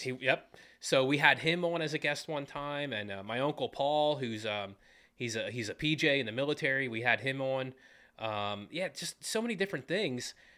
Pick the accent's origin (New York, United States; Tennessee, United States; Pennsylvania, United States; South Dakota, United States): Pennsylvania, United States; Jonestown; also born or lived in Fredericksburg, Pennsylvania / Williamstown, Pennsylvania; I grew up in the Jonestown, Fredericksburg area.